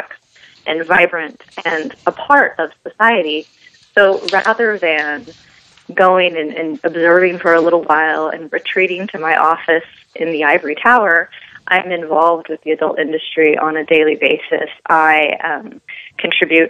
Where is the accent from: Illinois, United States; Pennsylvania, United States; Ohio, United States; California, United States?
California, United States; Los Angeles; moved away as an adult; also born or lived in Texas; here in my hometown, the Los Angeles area